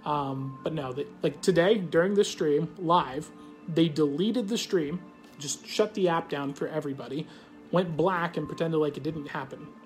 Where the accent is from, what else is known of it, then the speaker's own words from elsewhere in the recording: Australia; I'm Australian.